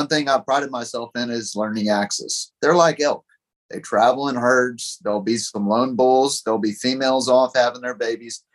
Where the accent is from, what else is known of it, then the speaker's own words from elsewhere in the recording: Pipe Creek, Texas, United States; I grew up in Pipe Creek right by Bandera